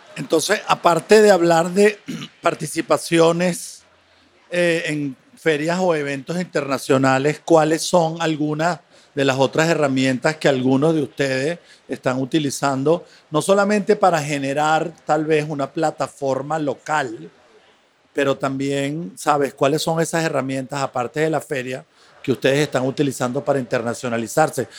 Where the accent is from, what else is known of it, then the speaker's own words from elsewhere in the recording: Venezuela; moved away as an adult; also born or lived in Buenos Aires; now in New York, United States; soy galerista eh, venezolano, radicado desde hace muchos años por fuera y tengo em, una galería en Nueva York